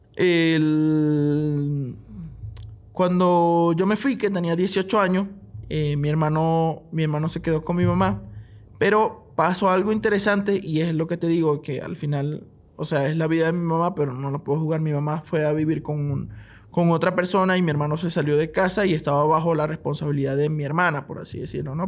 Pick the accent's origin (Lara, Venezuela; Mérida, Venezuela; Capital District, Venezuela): Lara, Venezuela; Barquisimeto; moved away as an adult; also born or lived in Maracaibo, Venezuela; now in Bolivia; yo soy de Barquisimeto, Estado Lara